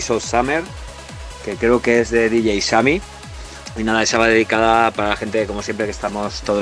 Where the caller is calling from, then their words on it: Ribarroja, Valencian Community, Spain; Buenos días, Raúl. Buenos días, MDTeros. … de Ribarroja.